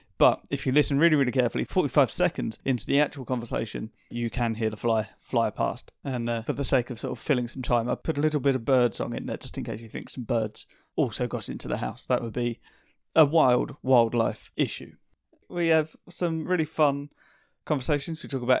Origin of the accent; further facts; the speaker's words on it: East of England, United Kingdom; It's the first time we've spoken, actually. We're both from Essex.